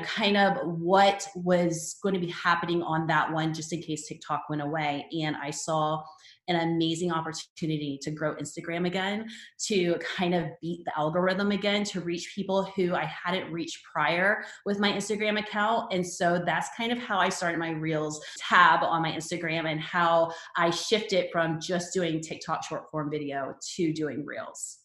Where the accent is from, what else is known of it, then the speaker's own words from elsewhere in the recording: Charleston, South Carolina, United States; moved away as an adult; move back to my hometown in Charleston, South Carolina